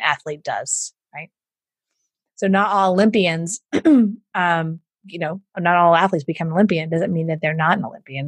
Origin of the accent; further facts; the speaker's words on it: Houston, Texas, United States; accent: Southern; I grew up in Houston, so I get do the Southern voice